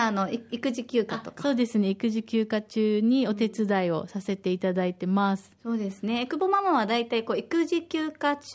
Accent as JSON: {"language": "Japanese", "region": "Okinawa", "country": "Japan", "tie": "born or raised there", "said": "私は沖縄出身で5歳と1歳の男の子のお母さんです。"}